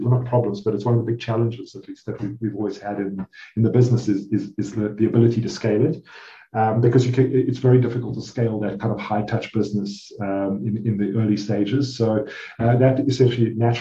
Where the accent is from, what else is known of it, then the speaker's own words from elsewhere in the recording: South Africa; I'm South African, so I'm Rand, and my wife happens to be Swiss